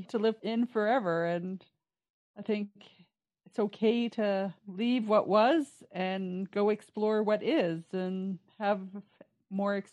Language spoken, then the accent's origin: English; Peace Country, Canada; i'm from the Peace i can't leave and that's okay again, you can always come back and visit. You can always have those memories to share of growing up here in the peace.